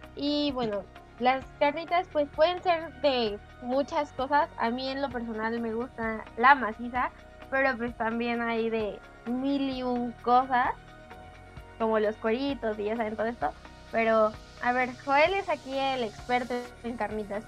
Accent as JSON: {"language": "Spanish", "country": "Mexico", "said": "como los mexicanos"}